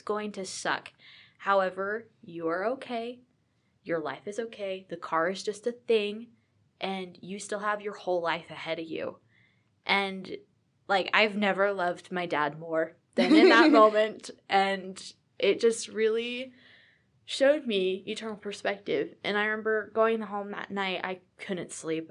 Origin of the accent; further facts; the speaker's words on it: Virginia, United States; moved away as an adult; also born or lived in Utah; I am from Virginia